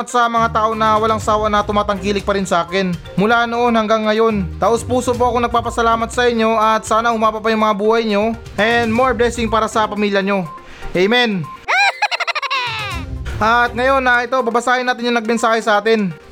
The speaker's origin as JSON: {"language": "Tagalog", "country": "Philippines", "said": "nagpapasalamat talaga ako um, bilang isang Pilipino na meron tayong pagkatao o ugali ng pagiging masaya kahit na meron tayong problema."}